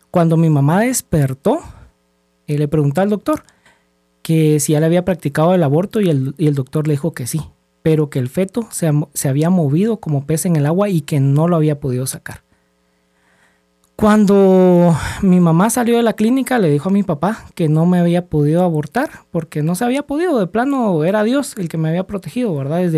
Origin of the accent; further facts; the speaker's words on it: Guatemala; de 39 años, soy guatemalteco